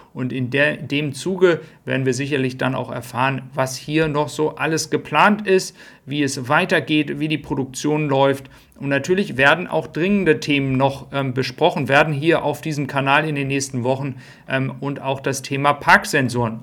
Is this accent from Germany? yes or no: yes; Flensburg, Schleswig-Holstein, Germany; ich bin gebürtiger Flensburger